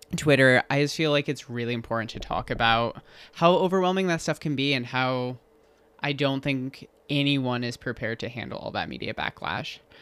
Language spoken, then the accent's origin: English; Holland and Grand Rapids, West Michigan, United States; moved away as an adult; I was born in Grand Rapids, but I grew up in Holland until I think I was in like second or third grade and lived between Holland and Grand Rapids for basically until I moved